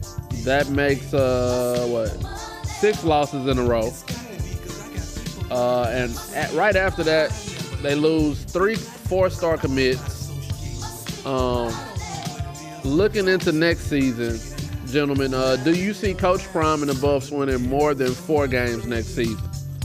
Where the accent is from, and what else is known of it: Houston, Texas, United States; born or raised there